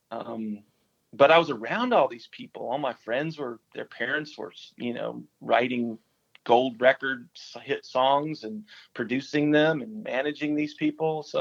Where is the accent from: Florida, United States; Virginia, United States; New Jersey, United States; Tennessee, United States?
Tennessee, United States; Nashville; my mom uh, moved to Nashville, Tennessee, uh, and so we moved to Nashville. I grew up in Nashville.